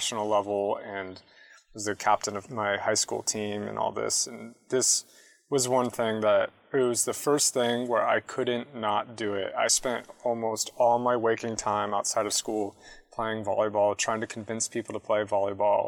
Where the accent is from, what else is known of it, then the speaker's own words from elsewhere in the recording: San Jose, California, United States; moved away as an adult; also born or lived in San Diego; San Jose, actually, originally. So I grew up in the Bay Area. I moved down to San Diego for college later.